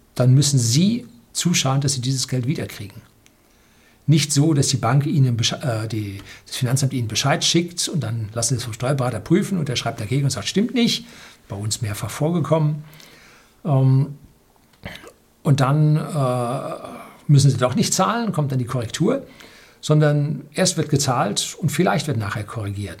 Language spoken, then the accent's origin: German; Germany; wir in Deutschland